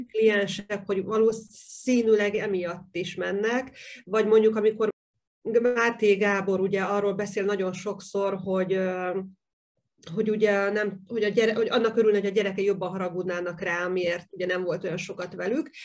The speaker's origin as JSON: {"language": "Hungarian", "country": "Hungary", "said": "én is vidéki vagyok"}